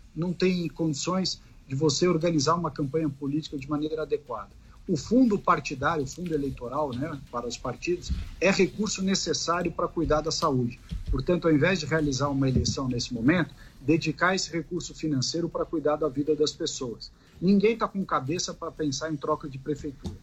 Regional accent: Brazil; Enquanto brasileiro

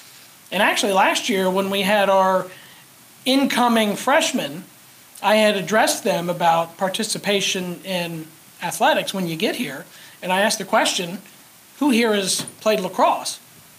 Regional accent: Wyoming, United States; I'm from Wyoming, so I use Jane Wilkie as a resource

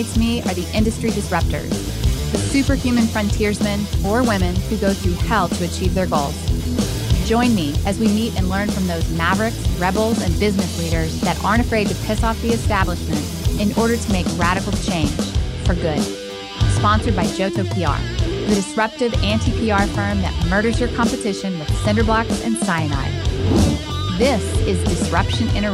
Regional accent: Houston, Texas, United States; moved away; Coming to us live from my hometown, Houston, Texas

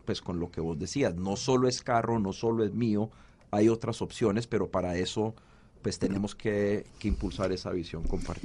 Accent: Cali, Valle del Cauca, Colombia; yo como caleño

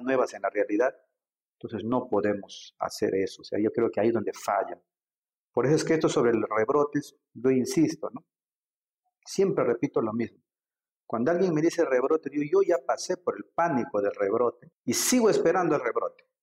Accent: Iquitos, Loreto, Peru; moved away as an adult; also born or lived in Lima; yo soy grimagüino

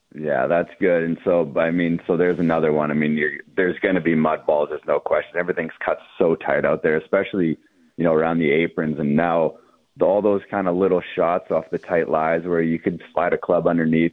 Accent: Canada; as a Canadian golf fan

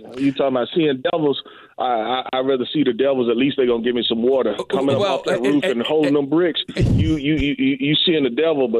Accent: Mississippi, United States; And so, like, we got from my hometown to this day, we got guys that go offshore. I mean, Scott County, Smith County, all of the area, Leak, those are offshore guys.

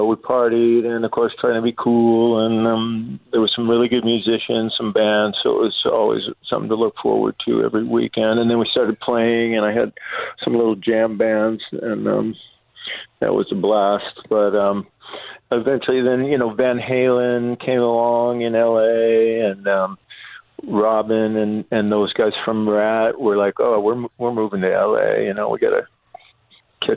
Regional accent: San Diego, California, United States; I grew up in La Jolla

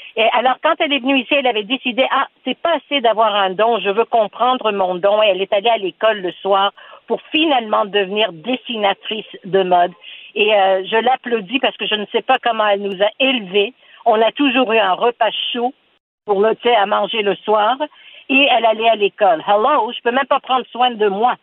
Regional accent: Montreal, Quebec, Canada; French is a second language; je suis née ici à Montréal

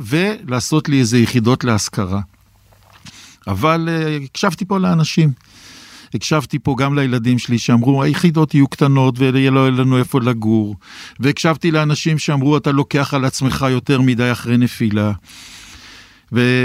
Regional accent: Jerusalem, Jerusalem District, Israel; אני ירושלמי

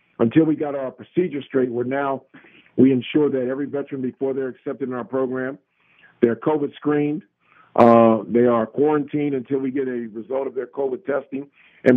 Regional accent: United States; we as Americans

